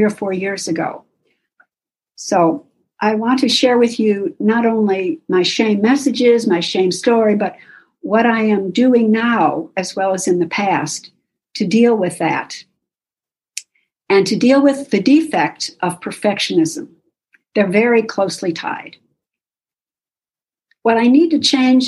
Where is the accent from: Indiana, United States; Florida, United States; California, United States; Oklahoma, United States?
Oklahoma, United States; Oklahoma City; moved away as an adult; now in Pittsburgh, United States; I grew up in SA in Oklahoma City